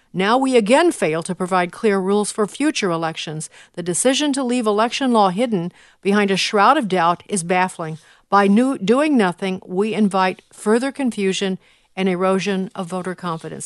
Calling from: Richmond, Virginia, United States; I'm calling from Richmond, Virginia

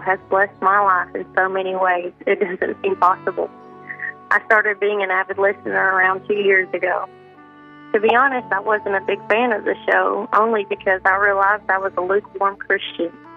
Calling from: Oklahoma, United States; I'm calling from Worcester, Oklahoma.

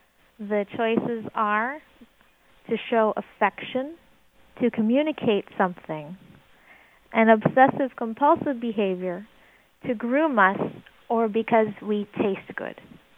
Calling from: Virginia, United States; Just south of Richmond.

